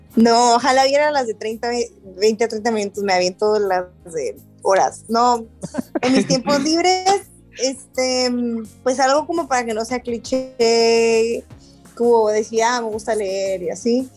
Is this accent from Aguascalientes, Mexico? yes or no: no; Rosarito, Baja California, Mexico; accent: norteño; also born or lived in Tijuana; yo soy de Tijuana, particularmente de un pueblo que se llama Rosarito, Baja California